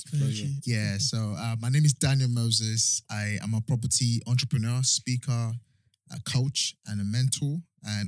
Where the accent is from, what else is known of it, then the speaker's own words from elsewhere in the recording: Edo, Nigeria; moved away as an adult; now in United Kingdom; I'm from Edo State, Nigeria. I was born, raised in Nigeria.